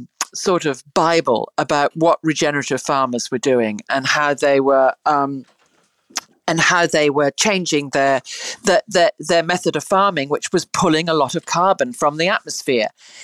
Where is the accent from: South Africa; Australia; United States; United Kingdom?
United Kingdom; South West England; Look, I grew up in the country in England. I grew up in the Cotswolds and amongst, you know, sheep, and we rode a lot